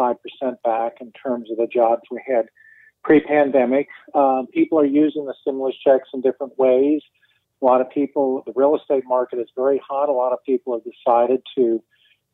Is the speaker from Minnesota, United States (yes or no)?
no; Cincinnati, Ohio, United States; now in North Carolina, United States; my town is Cincinnati.